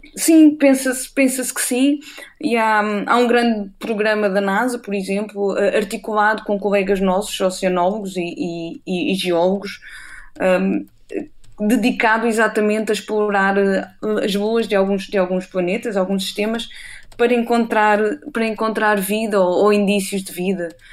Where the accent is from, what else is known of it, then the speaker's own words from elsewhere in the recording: Castelo de Vide, Alentejo, Portugal; also born or lived in Cascais / Portalegre; now in Aveiro, Portugal; eu nasci em Cascais, mas curiosamente cresci no, no interior, eu cresci em, Castelo de Vide, no distrito de Porto Alegre